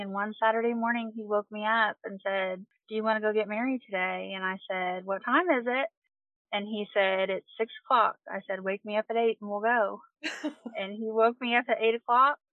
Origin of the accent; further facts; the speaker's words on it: Quincy, Kentucky, United States; I am from Quincy, Kentucky. I Uh, grew, yep. grew up here